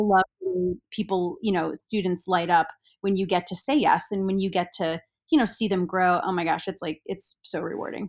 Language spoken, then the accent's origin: English; Salina, Kansas, United States; I grew up in Salina along with Carrie, uh, Gilchrist